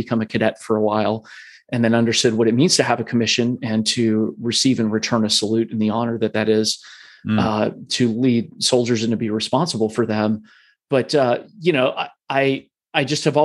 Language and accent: English; Columbus, Ohio, United States; I was born and raised in Columbus, Ohio